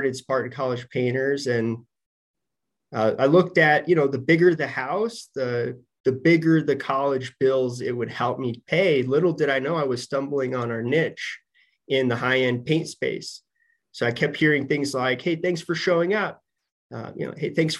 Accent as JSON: {"language": "English", "town": "Denver", "region": "Colorado", "country": "United States", "also_born_or_lived": "Michigan", "moved": "as an adult", "said": "I'm from Denver."}